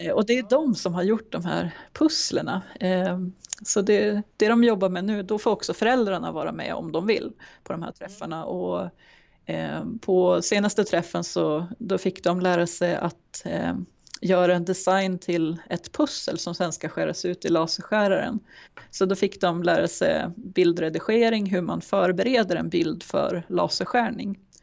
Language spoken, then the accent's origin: Swedish; Timrå, Västernorrland County, Sweden; also born or lived in Germany; now in Sundsvall, Sweden; Jag är uppvuxen i Timrå men har bott i Sundsvall i stora delar av